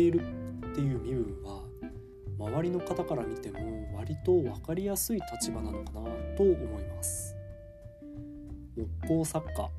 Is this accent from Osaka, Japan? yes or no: no; Fukushima, Japan; moved away as an adult; now in Takayama, Japan; 7月1日からは地元福島で頑張っていきたいと思います